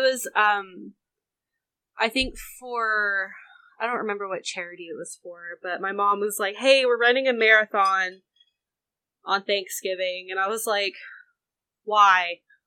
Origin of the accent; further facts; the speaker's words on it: the South, United States; I was raised in the South, but my family is not Southern.